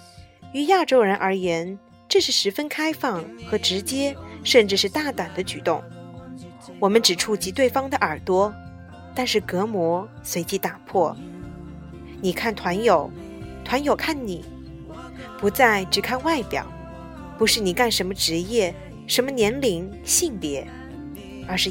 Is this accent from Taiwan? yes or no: no; Hong Kong; 我才用广东话问他：“你也会说广东话？”我是香港人。